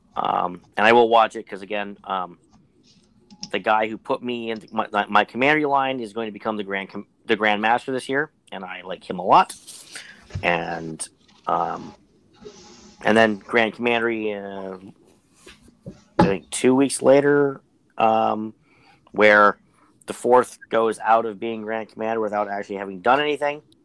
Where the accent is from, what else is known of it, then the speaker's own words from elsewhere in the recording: Pittsburgh, Pennsylvania, United States; I'm from Pittsburgh